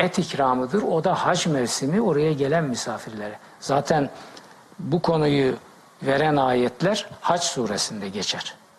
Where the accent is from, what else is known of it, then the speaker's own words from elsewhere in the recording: Black Sea Region, Turkey; Ben Karadeniz çocuğuyum